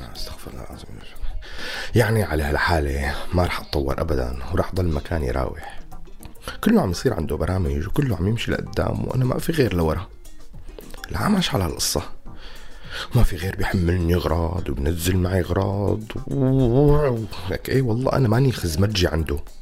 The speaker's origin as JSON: {"language": "Arabic", "country": "Syria", "said": "نحن كسوريين"}